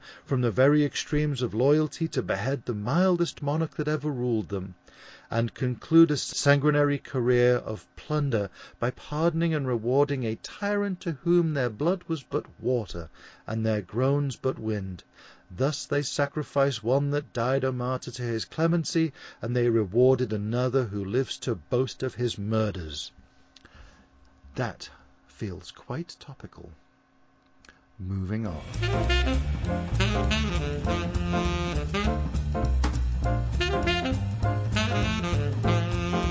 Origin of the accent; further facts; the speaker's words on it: Liverpool, North West England, United Kingdom; accent: Scouse; my Liverpoolian accent. This is. It's called Scouse